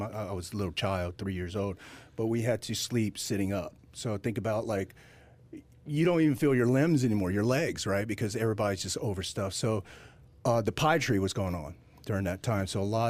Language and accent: English; Ho Chi Minh City, Vietnam; born there; I was born in Vietnam. I was born on a cold cement floor in the basement of Saigon Hospital.